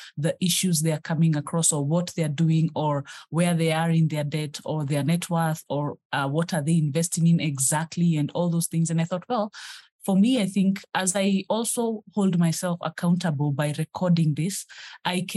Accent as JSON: {"language": "English", "country": "Kenya", "said": "I am a Kenyan who is on her journey to financial freedom."}